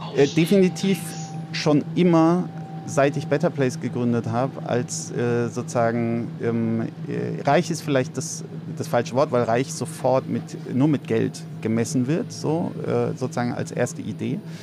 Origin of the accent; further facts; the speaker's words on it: Heidelberg, Baden-Württemberg, Germany; moved away as an adult; also born or lived in Cape Town; now in Berlin, Germany; in Heidelberg, wo ich aufgewachsen bin